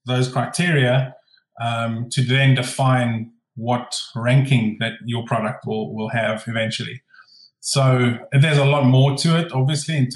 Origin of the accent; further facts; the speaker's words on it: Glasgow, Scotland, United Kingdom; from Glasgow in Scotland, in the UK.